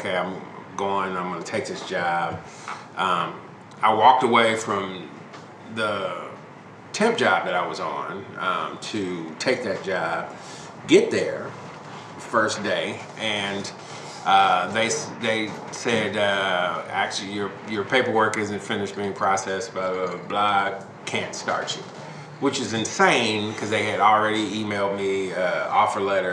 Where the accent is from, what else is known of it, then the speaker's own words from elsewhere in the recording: Chicago, Illinois, United States; moved away as an adult; now in Kansas City, United States; I'm born and raised in Chicago, and I am very much a Chicagoan